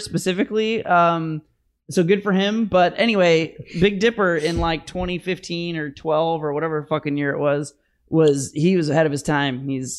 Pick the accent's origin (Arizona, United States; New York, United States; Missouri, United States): Missouri, United States; St. Charles; I'm from St. Charles